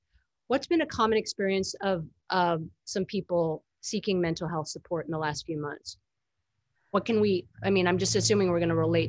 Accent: Northern California, United States; growing up in Northern California.

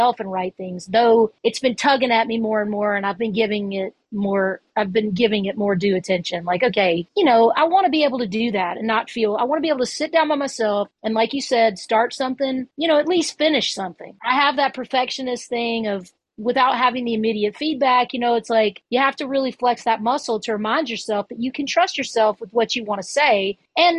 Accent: Hernando, Mississippi, United States; also born or lived in Memphis, Tennessee; I grew up in Hernando, Mississippi, which is about 15, 20 miles south of Memphis.

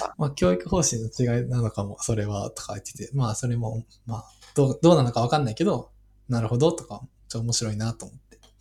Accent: Osaka, Japan; 大阪のなんか出身だし

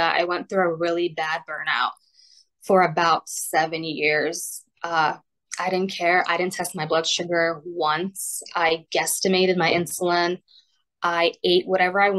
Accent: Poland; moved away; I was diagnosed when we were still in Poland. I was born in Poland

